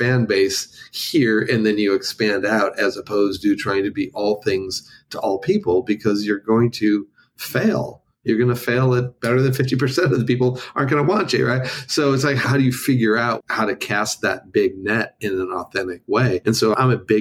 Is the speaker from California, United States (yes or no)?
yes; Los Angeles, California, United States; moved away as an adult; now in Nashville, United States; I spent 45 years in Los Angeles